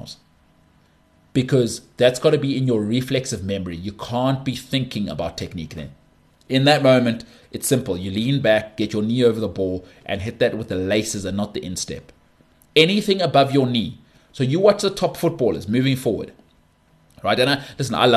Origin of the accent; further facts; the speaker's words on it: South Africa; I'm South African.